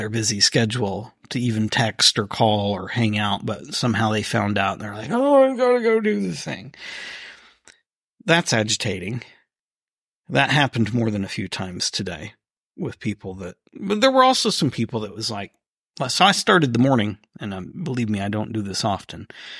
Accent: East Coast, United States; born there; I was not born here. I was born on the East Coast.

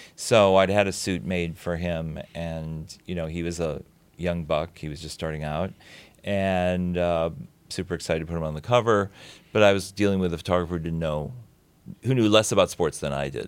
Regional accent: Saint Paul, Minnesota, United States; also born or lived in Williamsburg, Brooklyn; now in New York, United States; I grew up in Saint Paul, Minnesota, always wishing I was from Minneapolis

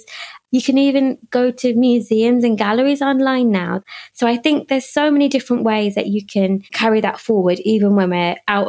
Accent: United Kingdom; when I go back to India, they don't see me as Indian. They see me as British

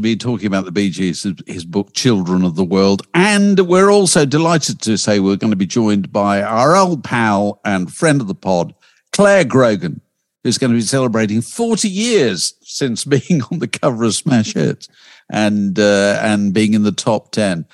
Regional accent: Yorkshire and the Humber, United Kingdom; I come from Yorkshire

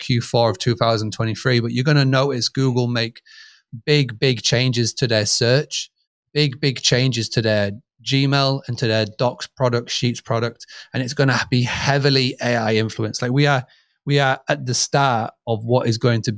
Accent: United Kingdom; accent: British; my British accent

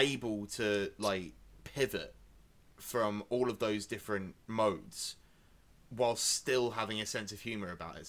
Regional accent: Essex, East of England, United Kingdom; I am from Essex

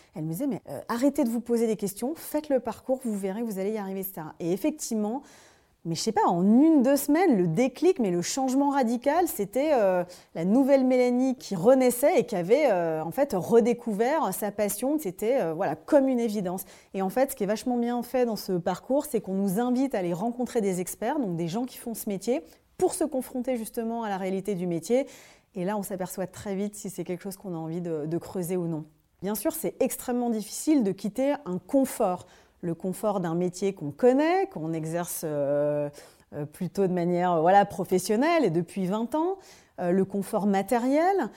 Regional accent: Dijon, Bourgogne-Franche-Comté, France; moved away as an adult; also born or lived in Paris; Je monte à Paris, comme on dit, nous les gens de province, que je viens de Dijon

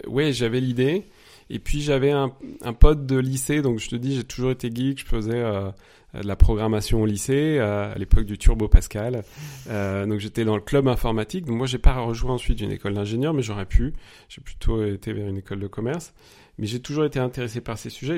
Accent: near Paris, Île-de-France, France; moved away as an adult; also born or lived in Nice, France / Mexico; now in Munich, Germany; je suis né pas loin de Paris. J'ai grandi là-bas

